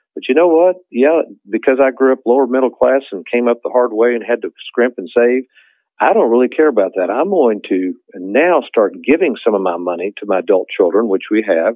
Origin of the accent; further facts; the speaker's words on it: Lexington, Kentucky, United States; growing up in Lexington, Kentucky